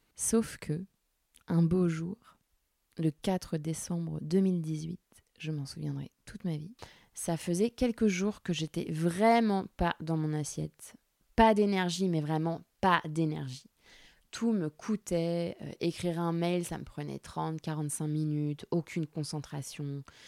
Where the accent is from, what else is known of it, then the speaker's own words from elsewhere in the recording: Orléans, Centre-Val de Loire, France; J'ai grandi à Orléans, la source où j'habitais avec ma maman